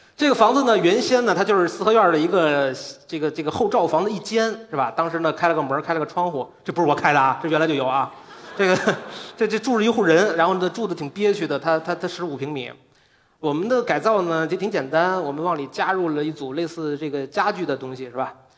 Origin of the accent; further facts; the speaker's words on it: Beijing, China; 我来自北京，我是一个建筑师